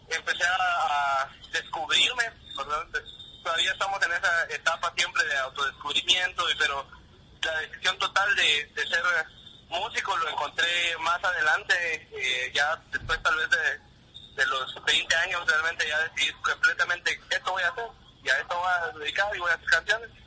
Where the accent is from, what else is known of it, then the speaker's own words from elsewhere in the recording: Huehuetenango, Guatemala; Huehuetenango, de Huehuetenango, la cabecera, ¿verdad? departamento de Huetenango